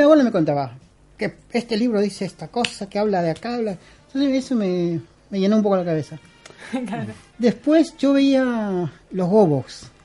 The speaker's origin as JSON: {"language": "Spanish", "country": "Peru", "tie": "born or raised there", "also_born_or_lived": "Lima", "moved": "as an adult", "lives_now": "Argentina", "said": "yo soy peruano, yo nací en Perú, pero yo tengo 22 años acá."}